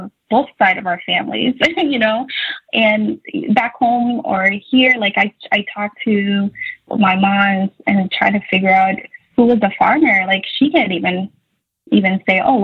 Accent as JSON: {"language": "English", "country": "Somalia", "tie": "born or raised there", "also_born_or_lived": "Buffalo, New York / Virginia / North Carolina", "moved": "yes", "lives_now": "Minnesota, United States", "said": "growing up in Somalia"}